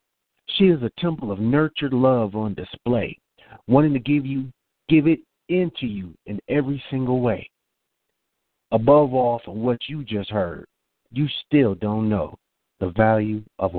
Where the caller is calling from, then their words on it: Marietta, Georgia, United States; I'm calling from Marietta, Georgia.